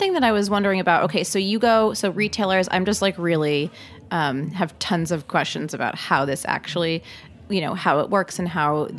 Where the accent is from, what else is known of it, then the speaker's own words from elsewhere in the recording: St. Louis, Missouri, United States; I was born in St. Louis.